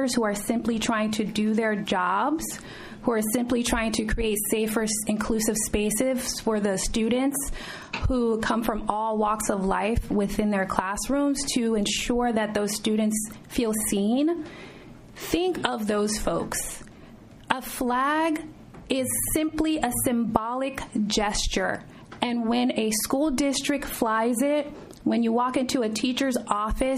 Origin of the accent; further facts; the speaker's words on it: South Florida, United States; I was born and raised in South Florida